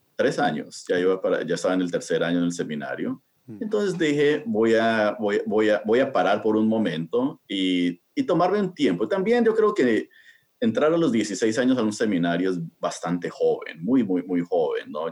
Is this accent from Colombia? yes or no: yes; Bogotá, Colombia; now in United States; yo nací en eh, Colombia, ¿no? en, Sudamérica, y nací en Bogotá